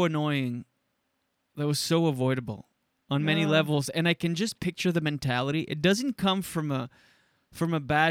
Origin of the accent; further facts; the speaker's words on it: Shediac, New Brunswick, Canada; moved away; Shediac, my hometown. Well, I'm from Skidook, which is 5 minutes down the road